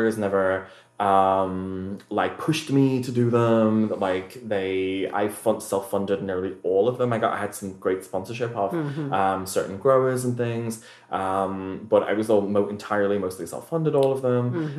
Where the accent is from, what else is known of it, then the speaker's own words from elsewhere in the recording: Liverpool, North West England, United Kingdom; also born or lived in New York; my hometown of Liverpool